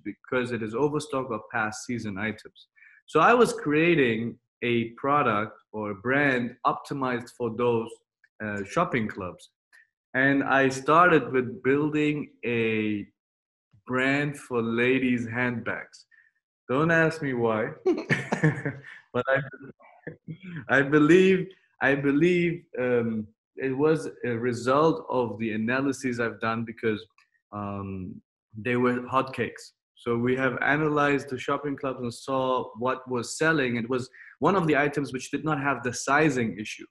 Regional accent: Germany; moved away as an adult; also born or lived in United States / Mexico; now in Dubai, United Arab Emirates; I was born in Germany, and then I studied in Germany, in the US, and in Mexico, and finished my MBA

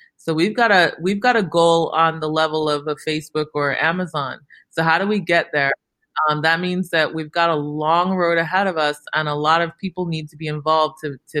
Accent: Chicago, Illinois, United States; growing up in Chicago in the suburbs

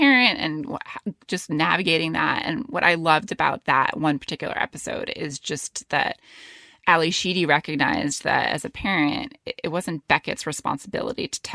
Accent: New York City, New York, United States; also born or lived in London; I was born in Manhattan, and then I lived in the Bronx

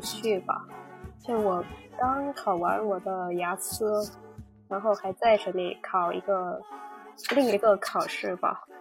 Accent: Haiphong, Vietnam; Chinese is a second language; moved away as an adult; now in Hanoi, Vietnam; 我家乡是在海防，是一个海滨的城市。然后我现在是在河内嗯。我上大学四年，然后毕业后一直在河内工作，已经六七年了吧

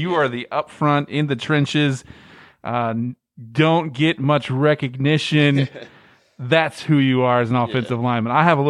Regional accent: Midwest, United States; now in Louisiana, United States; That's the something I've learned since I moved down here from the Midwest. We don't know how to cook in the Midwest.

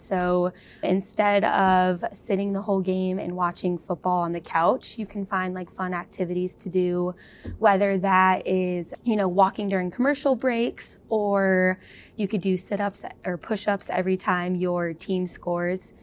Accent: California, United States; moved away; I'm from California, though, so we did not have real snow

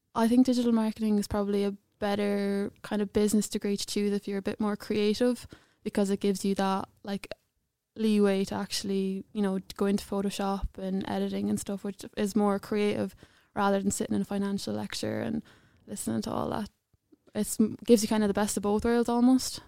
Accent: Clonbullogue, Leinster, Ireland; I'm from awfully, I'm from a small little village in Clonbellogue, but I went to secondary school in Saint Mary's, Edenderry

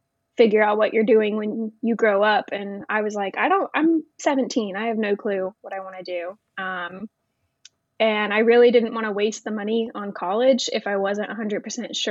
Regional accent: Grove City, Ohio, United States; also born or lived in Florida; I was born in Florida, but primarily raised in Grove City, Ohio, a suburb of Columbus

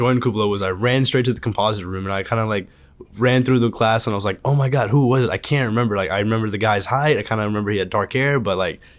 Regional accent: Madison, Alabama, United States; also born or lived in Huntsville, Alabama; Huntsville, Alabama. So I grew up in Madison.

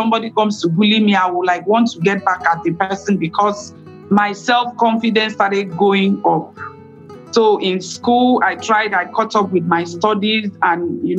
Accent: Nigeria; I am from Nigeria

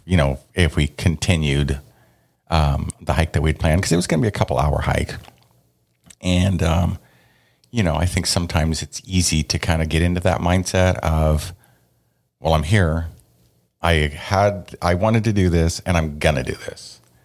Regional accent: the Northwest, Pacific Northwest, United States; we're from the Northwest

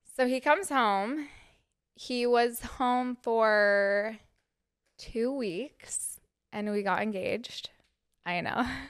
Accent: Cottonwood Heights, Utah, United States; moved away as an adult; now in New York City, United States; I am from Utah

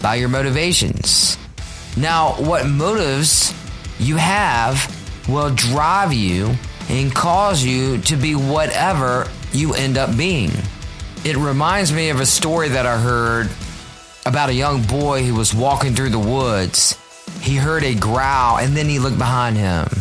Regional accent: Richmond, Virginia, United States; my hometown of Richmond, Virginia. RVA is what we call my hometown.

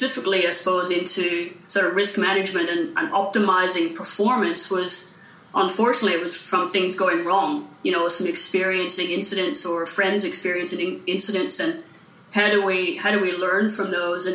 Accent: Northern Ireland, United Kingdom; moved away as an adult; also born or lived in United States / Wales / Canada; I grew up in Northern Ireland during the Troubles

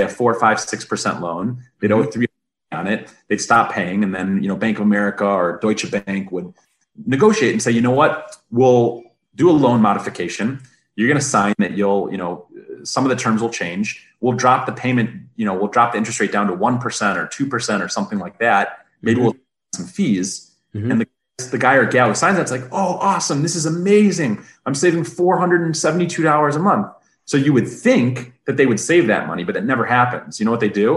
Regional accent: Detroit, Michigan, United States; I'm from the Motor City, born and bred

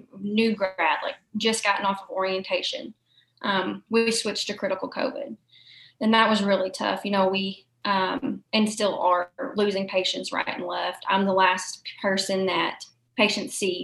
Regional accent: Murray, Kentucky, United States; born and raised in Murray, went to the Murray City Schools, went to Murray State

